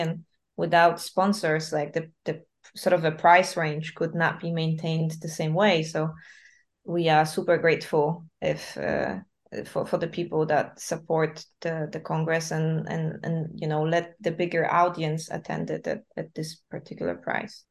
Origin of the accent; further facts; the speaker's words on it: Wrocław, Lower Silesian Voivodeship, Poland; moved away; I'm from Wrocław, but like coming back every year to visit my family